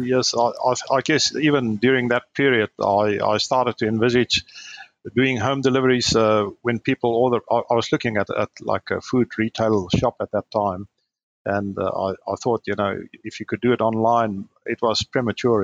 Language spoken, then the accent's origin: English; Namibia; also born or lived in Stellenbosch, South Africa; now in Brisbane, Australia; I grew up in Namibia, which is in Africa, north of South Africa. That's where I grew up.